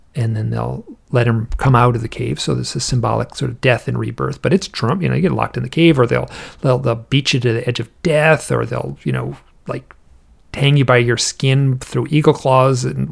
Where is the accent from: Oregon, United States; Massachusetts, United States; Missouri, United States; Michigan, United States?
Michigan, United States; I'm from Michigan.